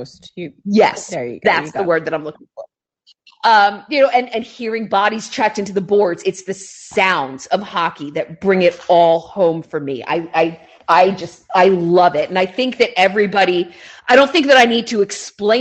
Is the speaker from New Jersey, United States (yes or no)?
yes; New Jersey, United States; I grew up in North Jersey